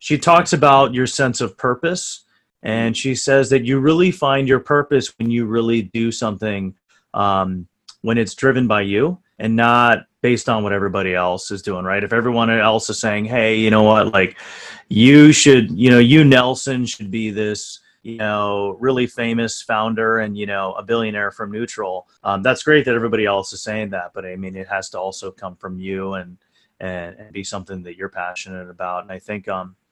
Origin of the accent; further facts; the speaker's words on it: India; now in New York City, United States; I'm from India